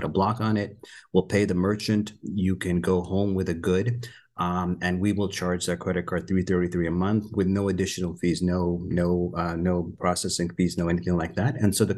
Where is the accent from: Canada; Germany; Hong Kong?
Canada; moved away as an adult; also born or lived in Pakistan; now in United States; I was born in Pakistan. I moved when I was fairly early, about 4 years old, moved to Canada, grew up in Canada. And then for the last 20, 22 years, I've been in the US, San Francisco, New York, Boston